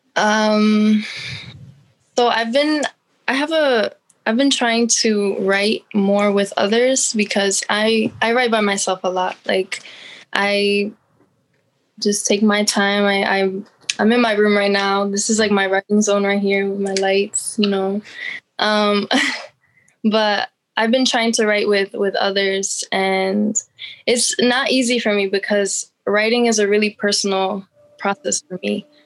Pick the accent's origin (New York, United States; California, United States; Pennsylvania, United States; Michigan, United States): Pennsylvania, United States; Allentown; I'm from Allentown, PA